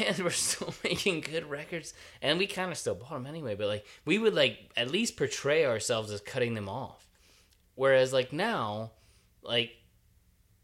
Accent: Maryland, United States; moved away as an adult; also born or lived in Asia; I grew up in Maryland. I grew up near Annapolis.

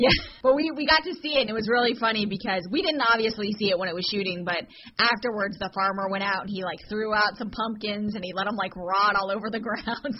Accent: Jacksonville, Florida, United States; moved away as an adult; now in Georgia, United States; we're from Jackson. Jacksonville. Duval from Florida

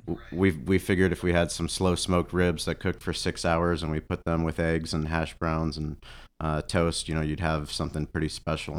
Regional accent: San Diego, California, United States; also born or lived in Boulder, Colorado; growing up in San Diego my whole life, we, we have one season

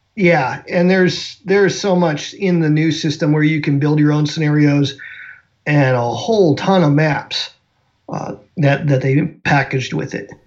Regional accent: South Dakota, United States; moved away; also born or lived in American Southwest; I grew up in South Dakota

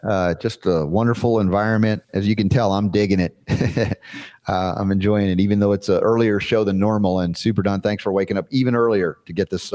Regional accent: United States; our growing up in the United States

